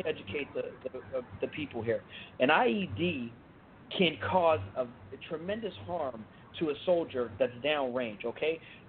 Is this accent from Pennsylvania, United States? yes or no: yes; Pittsburgh, Pennsylvania, United States; also born or lived in Fort Benning, Georgia; I was born at Fort Benning, Georgia. My whole family has served, but I was raised in Pittsburgh, graduated high school in there